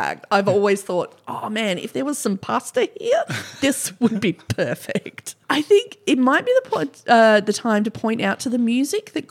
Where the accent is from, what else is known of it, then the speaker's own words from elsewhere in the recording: Australia; accent: Australian; my Australian accent